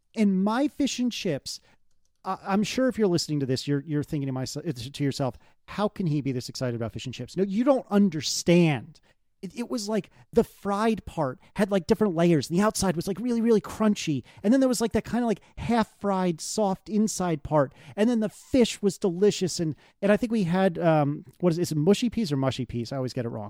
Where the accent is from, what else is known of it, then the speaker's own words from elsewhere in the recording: United States; I'm American